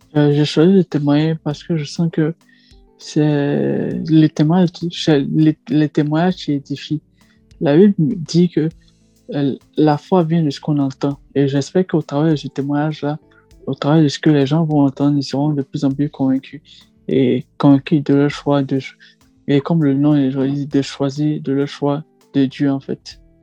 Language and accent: French; Côte d’Ivoire; moved away as an adult; now in Île-de-France, France; ivoirien, ressortissant ivoirien, et puis je suis en France depuis 2017